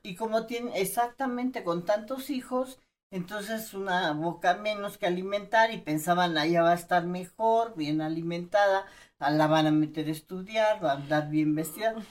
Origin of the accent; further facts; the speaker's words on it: Chiapas, Mexico; Yo vengo de Chiapas